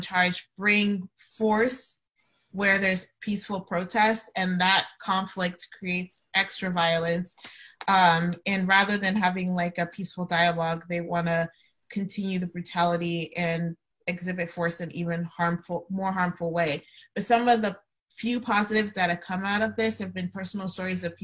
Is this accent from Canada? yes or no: no; Nigeria; moved away; my home country of Nigeria